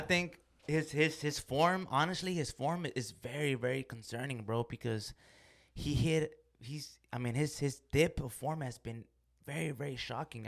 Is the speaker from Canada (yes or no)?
no; Mexico; I'm from Mexico